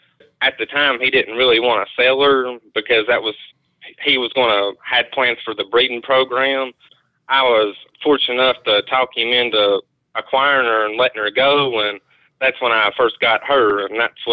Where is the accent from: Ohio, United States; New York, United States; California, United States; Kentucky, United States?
Kentucky, United States; Corbin; I'm 22 years old, and I'm from Corbin, Kentucky.